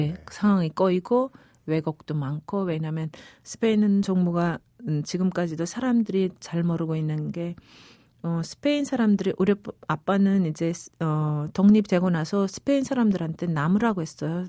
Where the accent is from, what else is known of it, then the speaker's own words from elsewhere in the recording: Pyongyang, North Korea; moved away as an adult; also born or lived in Equatorial Guinea / Spain / United States / South Korea; 저는 어릴 때부터 평양에서 자라다 나니까